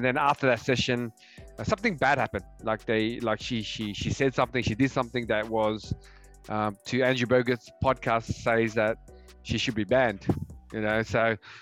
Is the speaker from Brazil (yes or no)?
no; Australia; We're from Australia